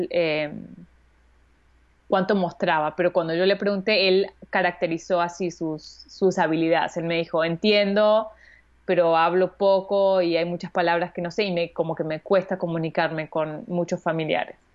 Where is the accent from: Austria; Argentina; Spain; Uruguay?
Austria; Vienna; born there; Yo nací al año eh, en Viena y mi hermano también.